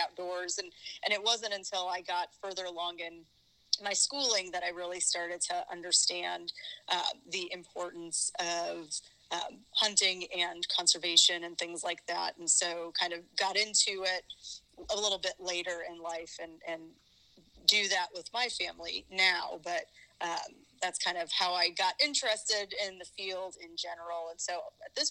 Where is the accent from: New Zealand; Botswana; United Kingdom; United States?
United States; Northern Illinois; moved away as an adult; also born or lived in Massachusetts; now in Missouri, United States; I am originally from Northern Illinois